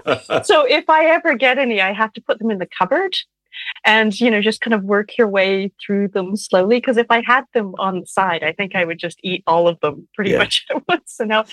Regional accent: Canada; also born or lived in Ontario; growing up in Canada

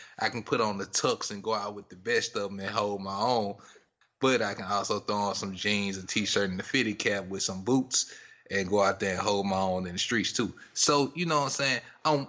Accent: Mississippi, United States; we from the South. We grew up in Mississippi.

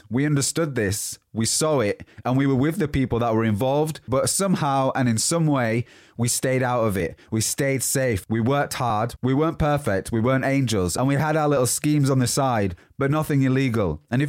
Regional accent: Huddersfield, Yorkshire and the Humber, United Kingdom; born there; So, I was born in Huddersfield, West Yorkshire, and that's where the accent comes from. But it's changed a little bit due to the places that I've lived over the past 10, 12, 15 years maybe.

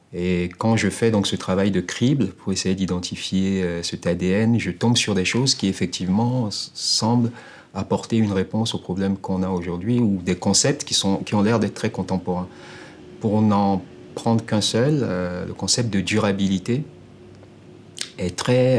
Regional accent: Togo; togolais, donc quelqu'un de chez eux, en réalité mec du Sud

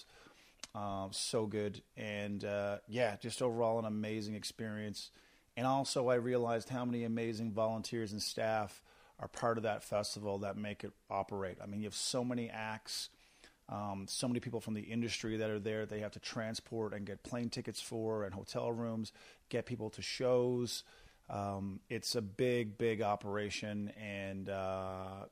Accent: Corner Brook, Newfoundland and Labrador, Canada; now in Calgary, Canada; I come from Cornerbrook, Newfoundland, where we played at Humber Gardens

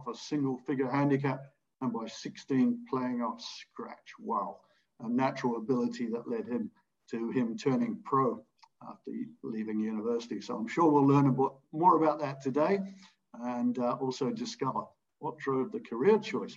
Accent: New Zealand; moved away; my home country of New Zealand

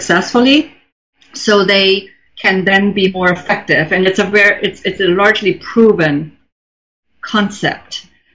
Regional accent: Germany; English is a second language; now in New York, United States; I grew up in Germany

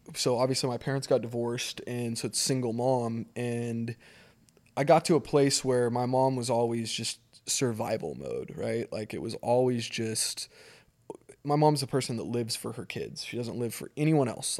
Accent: Eagle, Idaho, United States; I grew up in Eagle, Idaho, which is a small, small, when I, when I moved in, it was literally like a one light community.

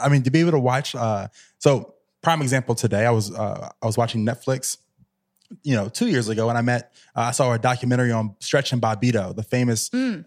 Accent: Virginia, United States; I grew up in Virginia

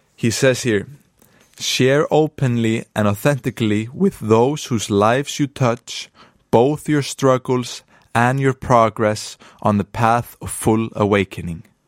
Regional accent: Akureyri, Northeastern Region, Iceland; I'm in the north of Iceland right now, in my hometown of Akureyri.

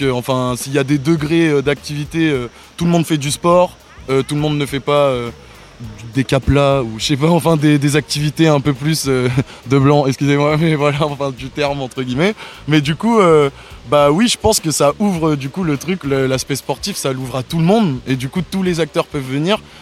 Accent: Cergy, Île-de-France, France; now in Marseille, France; je viens de sergy Pontoise dans le 95

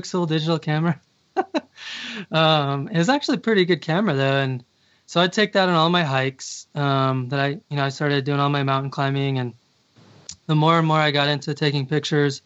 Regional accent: Colorado Springs, Colorado, United States; also born or lived in Portland, Oregon; now in Durango, United States; I'm originally from Colorado Springs, which is on the Front Range, about an hour south of Denver.

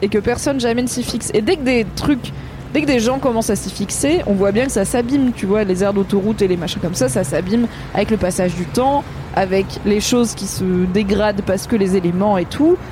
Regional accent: Drôme, Auvergne-Rhône-Alpes, France; j'ai grandi dans la Drôme au sud de Lyon

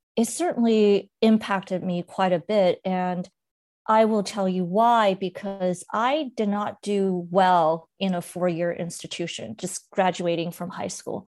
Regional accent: Monterey Park, California, United States; English is a second language; also born or lived in mainland China; growing up in Monterey Park

